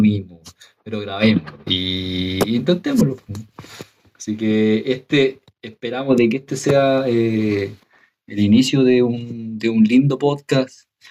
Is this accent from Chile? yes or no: yes; Chile